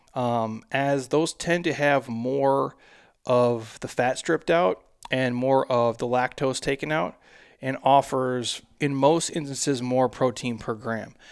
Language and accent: English; by the Mississippi River, Midwest, United States; I'm from the Midwest.